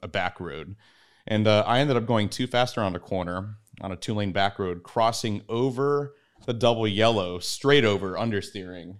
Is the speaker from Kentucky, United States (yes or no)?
no; San Diego, California, United States; I grew up in San Diego